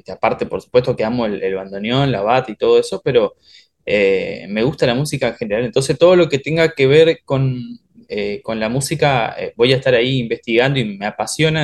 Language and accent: Spanish; Oberá, Misiones, Argentina; now in Buenos Aires, Argentina